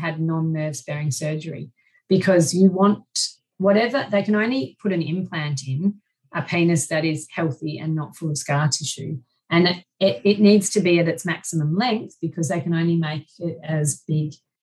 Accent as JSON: {"language": "English", "country": "Australia", "said": "I'm Australian"}